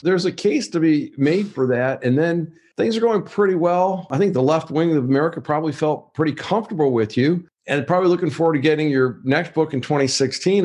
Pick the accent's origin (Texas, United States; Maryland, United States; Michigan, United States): Michigan, United States; Wayne; I grew up in a town called Wayne, Michigan